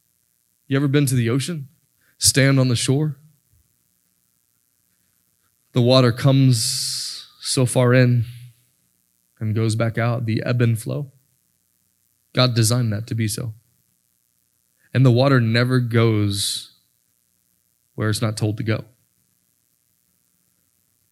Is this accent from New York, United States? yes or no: no; Florida, United States; moved away; I'm from Florida